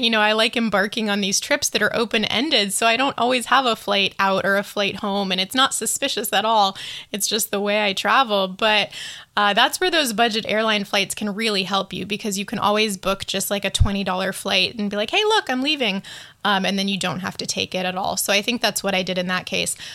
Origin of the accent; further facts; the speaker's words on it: United States; I'm speaking of all of this as an American